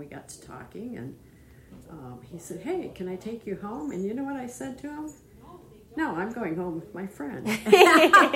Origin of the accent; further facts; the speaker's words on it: Grand Rapids, Michigan, United States; also born or lived in South Carolina; I grew up in Grand Rapids, Michigan. I was born there, and I've lived there most of my life